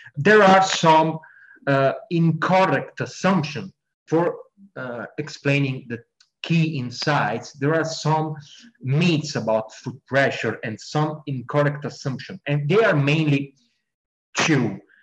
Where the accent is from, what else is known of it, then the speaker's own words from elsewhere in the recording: Italy; also born or lived in United Kingdom; I'm from Italy